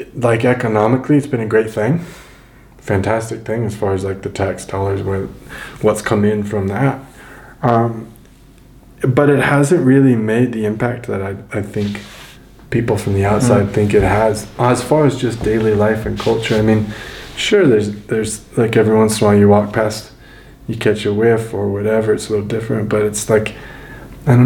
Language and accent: English; Denver, Colorado, United States; because it's my hometown. I've grown up here